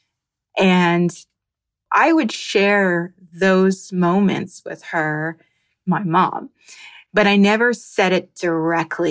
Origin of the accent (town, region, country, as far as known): New Jersey, United States; now in Miami, United States